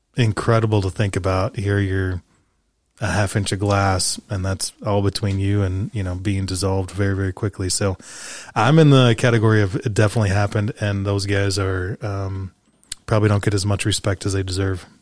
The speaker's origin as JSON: {"language": "English", "region": "Wisconsin", "country": "United States", "said": "I'm from Wisconsin."}